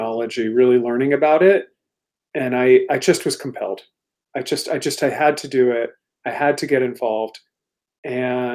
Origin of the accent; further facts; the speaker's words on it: Washington, D.C. area, Maryland, United States; moved away as an adult; also born or lived in London, United Kingdom; now in Portland, United States; I grew up in the Washington, D.C. area, actually in Maryland